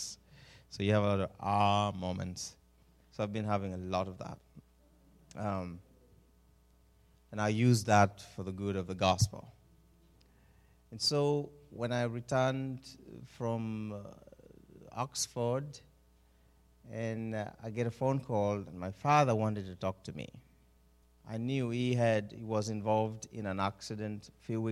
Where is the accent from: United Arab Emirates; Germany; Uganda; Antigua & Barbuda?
Uganda; moved away as an adult; also born or lived in Oregon coast; now in Oregon, United States; born and raised in Uganda, somewhere in East Africa.